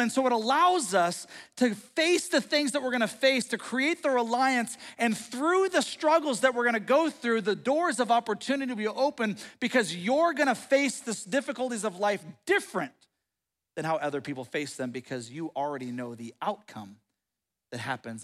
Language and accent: English; United States